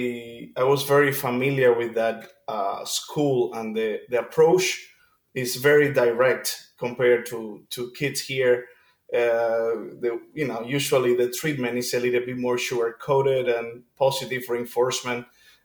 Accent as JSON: {"language": "English", "country": "Cuba", "tie": "born or raised there", "said": "In Cuba, you have to do an audition to even start music at the elementary level."}